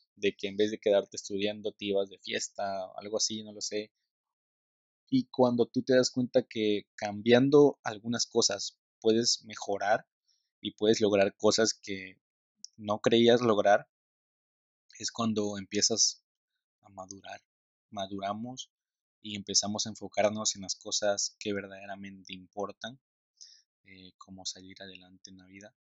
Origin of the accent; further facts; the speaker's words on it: Tabasco, Mexico; la cultura del tabasqueño, soy tabasqueño